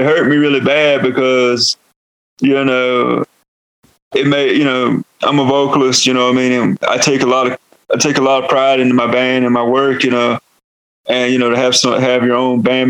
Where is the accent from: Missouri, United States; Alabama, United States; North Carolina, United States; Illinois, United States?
North Carolina, United States; accent: Southern; moved away as an adult; now in New Mexico, United States; I am from North Carolina. I come from the Halawasapani and Nansemond tribes out of North Carolina and Virginia. I am Eastern Woodlands, and also that's why I have a Southern accent.